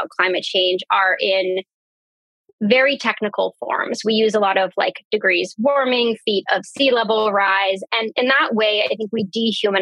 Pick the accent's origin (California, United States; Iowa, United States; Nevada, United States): California, United States; Central Valley of; the community where I grew up in the Central Valley of California